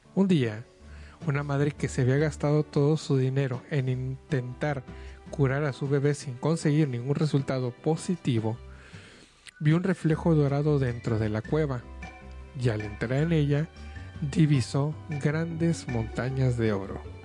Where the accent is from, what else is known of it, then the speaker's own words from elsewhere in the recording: Mexico; es parte de nuestra cultura mexicana, es parte de nuestra, de nuestra vida como mexicanos